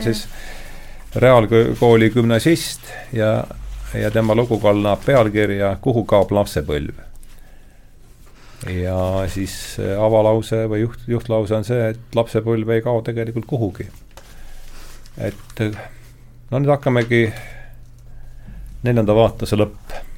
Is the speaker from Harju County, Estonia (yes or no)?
no; Rakvere, Lääne-Viru County, Estonia; now in Tallinn, Estonia; ma olen Rakverest